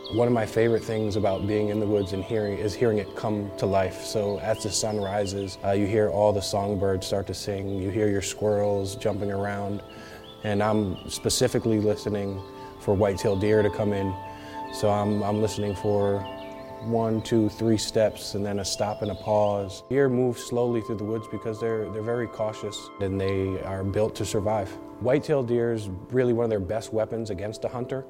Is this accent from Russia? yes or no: no; Northeast, United States; I come from the Mashantucket Pequot Tribal Nation and the Narragansett Nation here in the Northeast.